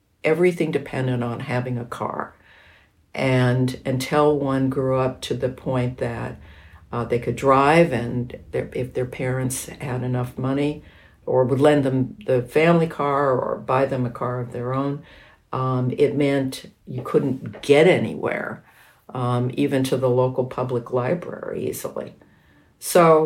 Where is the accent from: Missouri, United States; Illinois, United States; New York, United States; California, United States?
California, United States; around Los Angeles, Southern; I grew up in Southern California, which was an extraordinarily formless area around Los Angeles in the 1950s and 60s